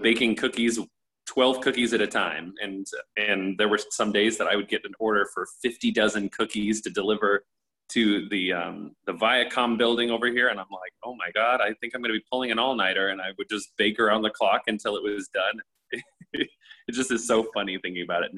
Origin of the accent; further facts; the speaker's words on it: Nebraska, United States; also born or lived in Los Angeles, United States; now in New York City, United States; I'm from Nebraska.